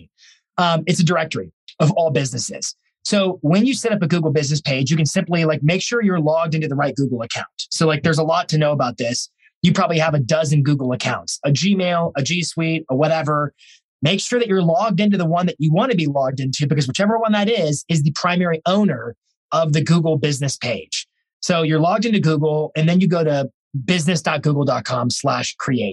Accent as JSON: {"language": "English", "town": "Lynchburg", "region": "Virginia", "country": "United States", "tie": "born or raised there", "said": "I grew up there"}